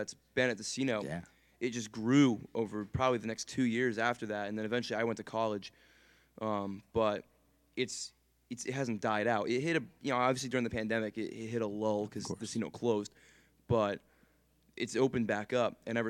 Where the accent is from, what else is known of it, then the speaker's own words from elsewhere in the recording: Hingham, Massachusetts, United States; I grew up in the South Shore, I being from Hingham.